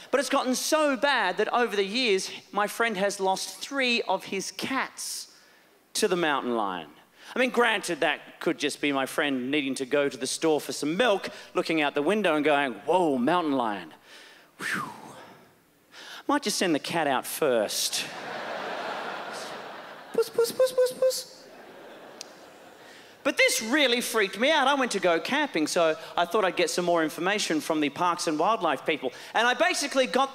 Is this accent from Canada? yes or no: no; Australia; I am Australian